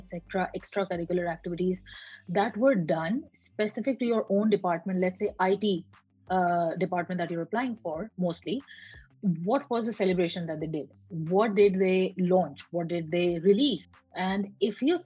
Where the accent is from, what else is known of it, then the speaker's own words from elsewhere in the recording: Pakistan; moved away as an adult; also born or lived in Malaysia; I was born in Pakistan, I worked in Malaysia, and now I'm here talking to you.